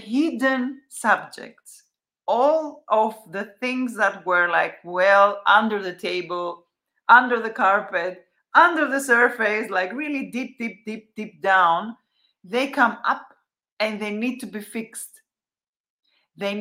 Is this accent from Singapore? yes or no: no; Athens, Attica, Greece; I come from Athens, Greece.